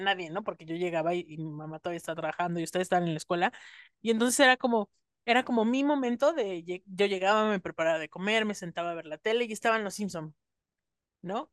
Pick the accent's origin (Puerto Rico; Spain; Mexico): Mexico; cuando los comencé a ver aquí en México